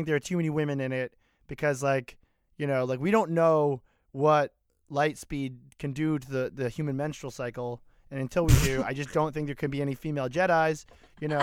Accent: United States; I'm from America

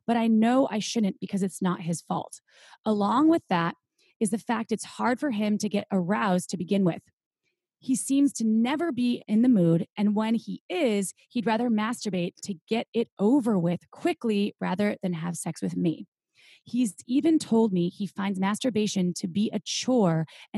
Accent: Midwest, United States; I am from the Midwest too

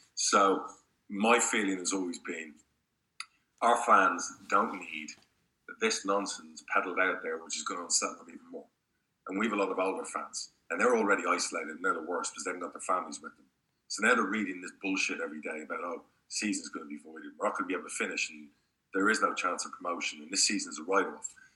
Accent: Spain; also born or lived in United Kingdom; now in United States; I grew up in Spain

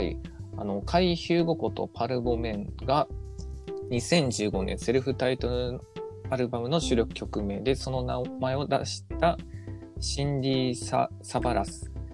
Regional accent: Nagasaki, Japan; あの方も同じ俺と長崎出身なんですよ

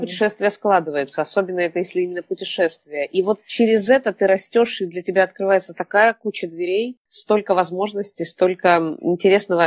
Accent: Kamchatka Krai, Russia; moved away as an adult; now in Moscow, Russia; И я обычная камчатская девчонка из простой такой интеллигентной семьи.

